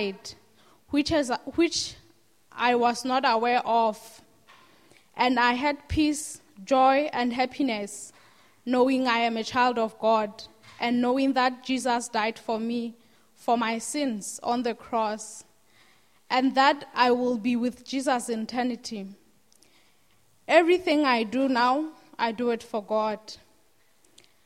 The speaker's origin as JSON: {"language": "English", "country": "Lesotho", "said": "I'm from Lesotho, and I grew up in a family"}